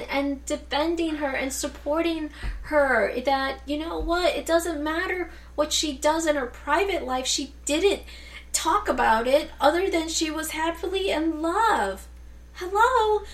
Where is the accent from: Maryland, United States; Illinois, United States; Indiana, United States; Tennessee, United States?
Illinois, United States; Chicago; I was born and raised here in Chicago, Illinois